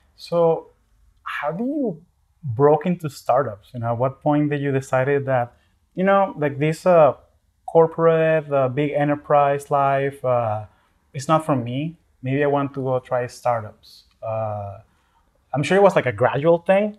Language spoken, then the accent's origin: English; Caracas, Capital District, Venezuela; now in United States; I am originally from Caracas, Venezuela, and I've been calling the US home for the last 20 years